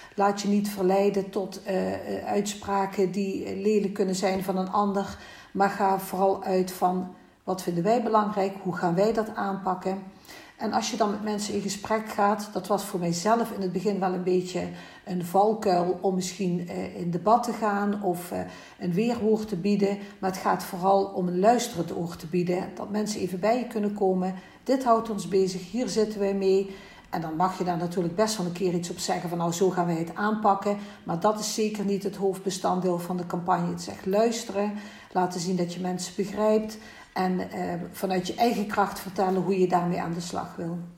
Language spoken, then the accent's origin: Dutch; Oostrum, Limburg, Netherlands; Ik kom net als Anne ook uit eh, Venraai, Oostrum, een heel klein dorpje bij eh, Venraai.